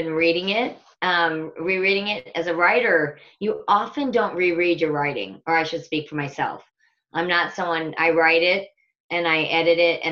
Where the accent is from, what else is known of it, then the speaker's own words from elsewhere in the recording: Omaha, Nebraska, United States; now in Bend, United States; I was born right in the middle of the United States in the Midwest in a town called Omaha, Nebraska, to a large Irish Catholic family.